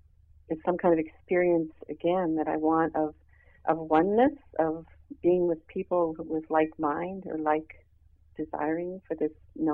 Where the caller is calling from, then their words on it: Montreal, Quebec, Canada; from Montreal.